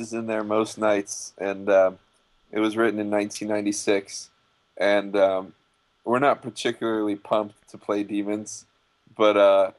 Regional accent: West Hartford, Connecticut, United States; I grew up in Connecticut.

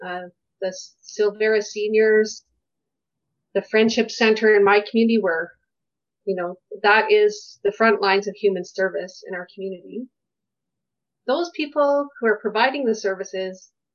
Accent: Kensington Community League, Alberta, Canada; I grew up in Kensington Community League

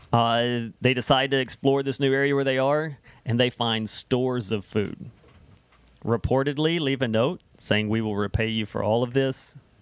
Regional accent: United States; now in Canada; growing up there

